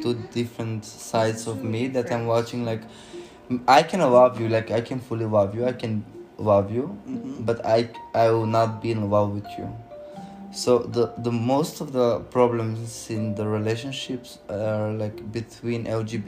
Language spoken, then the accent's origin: English; North Macedonia; And I'm from Macedonia